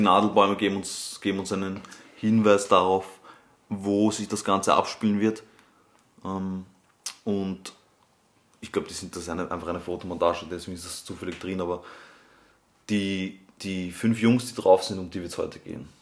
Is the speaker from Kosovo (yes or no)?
no; Austria; bei uns in Österreich